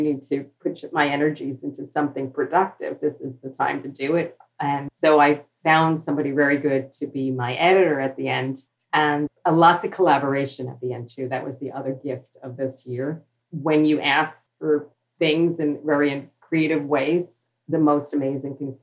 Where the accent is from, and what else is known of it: New York City, New York, United States; born or raised there; accent: New York